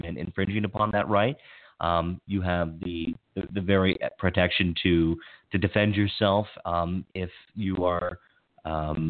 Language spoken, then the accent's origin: English; Western Maryland, United States; now in Montgomery County, Maryland, United States; I grew up in Western Maryland, and it's a much different culture there.